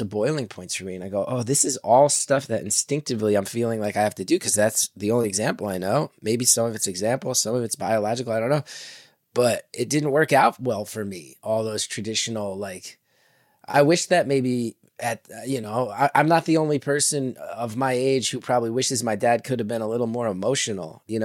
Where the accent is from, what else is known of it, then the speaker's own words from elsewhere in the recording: New Jersey, United States; when we were growing up in Jersey